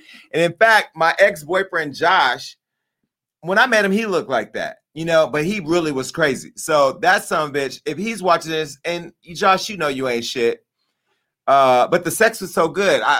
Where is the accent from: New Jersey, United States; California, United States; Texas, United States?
California, United States; Stockton; my hometown of Stockton, California